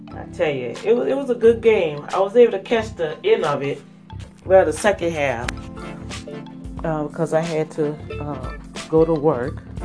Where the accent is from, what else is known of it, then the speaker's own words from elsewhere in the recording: United States; I guess I could still call myself American